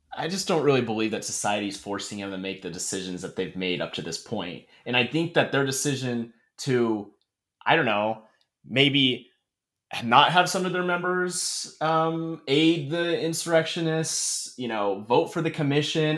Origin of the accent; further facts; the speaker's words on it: Dalton Gardens, Idaho, United States; moved away; my hometown, I always tell people I'm from Coeur d'Alene, which I pretty much am, but there's this little suburb in its own city named Dalton Gardens that I'm really from